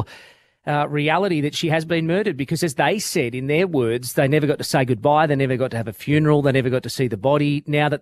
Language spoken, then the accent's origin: English; Australia